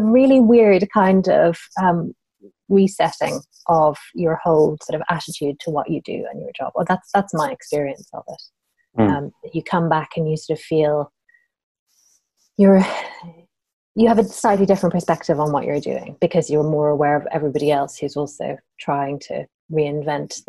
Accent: Ireland; I grew up in Ireland, where everything is very family-based

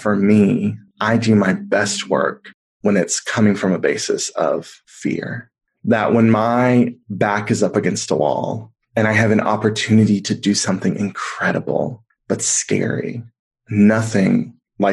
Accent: the South, United States; a queer kid growing up in the South

